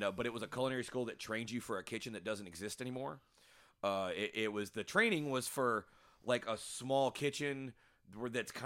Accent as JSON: {"language": "English", "town": "Memphis", "region": "Tennessee", "country": "United States", "said": "I'm white trash from Memphis"}